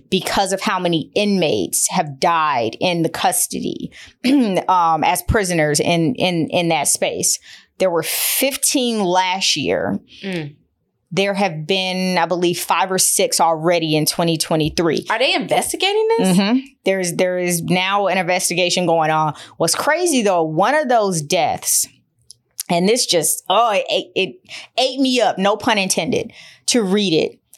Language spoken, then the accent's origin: English; Detroit, Michigan, United States; I'm from Detroit